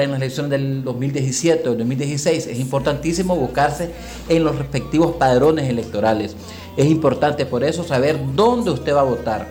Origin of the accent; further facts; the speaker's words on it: Nicaragua; como ciudadanos nicaragüenses que somos